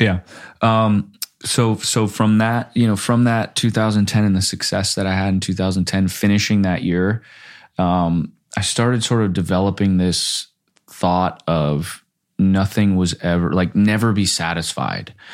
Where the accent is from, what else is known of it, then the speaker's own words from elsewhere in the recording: Florida, United States; moved away as an adult; also born or lived in Minnesota; now in Los Angeles, United States; grew up in Florida